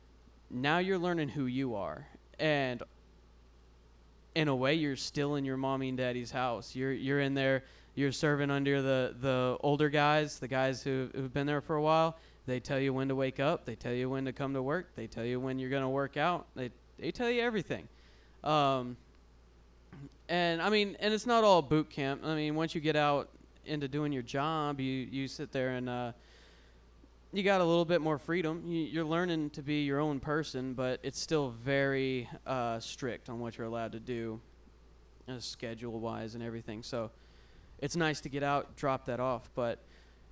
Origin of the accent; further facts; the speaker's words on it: Central Texas, United States; I was born in Central Texas